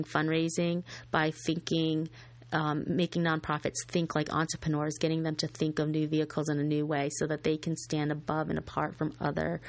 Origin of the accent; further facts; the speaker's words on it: Scotia, New York, United States; It was in my hometown, a little town called Scotia Glenville in Scotia Glenville, New York.